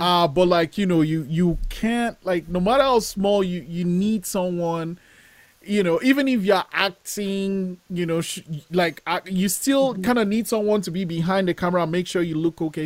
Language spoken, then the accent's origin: English; Nigeria; moved away; I'm Nigerian. Like I was born in Nigeria, and, and growing up, I I wanted to make films